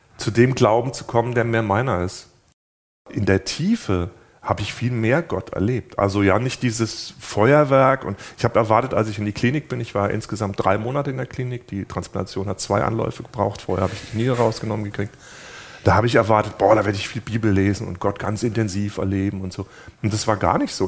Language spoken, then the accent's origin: German; Germany; bei uns in Deutschland